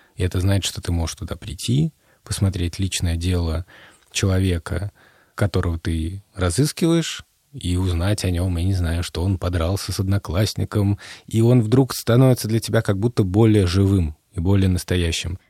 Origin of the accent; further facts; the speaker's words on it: Moscow, Russia; moved away as an adult; now in Riga, Latvia; я родился в Москве